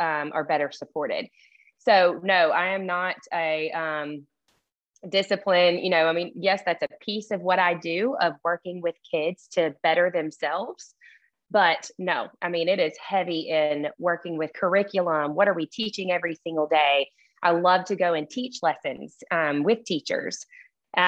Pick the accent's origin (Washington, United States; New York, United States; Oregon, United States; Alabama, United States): Alabama, United States; Birmingham; accent: thick Southern; also born or lived in Athens, Alabama; I lived in Birmingham before that.